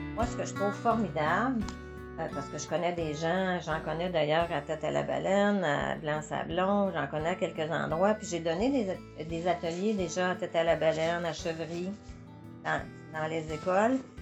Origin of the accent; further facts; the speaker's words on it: Montreal, Quebec, Canada; moved away as an adult; now in Gallix, Canada; je viens de Montréal